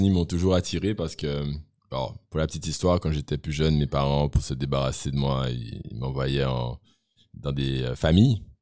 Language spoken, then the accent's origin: French; Guadeloupe, France; Je viens de la Guadeloupe.